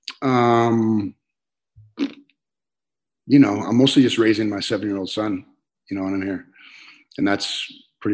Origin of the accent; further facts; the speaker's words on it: Minot, North Dakota, United States; moved away as an adult; now in California, United States; I grew up in North Dakota, and we grew up outside of Minot, which is about 10 miles out.